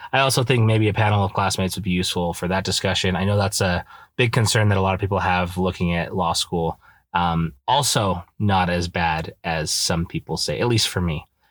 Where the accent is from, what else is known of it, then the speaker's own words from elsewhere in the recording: Idaho, United States; moved away as an adult; now in Utah, United States; I grew up in Idaho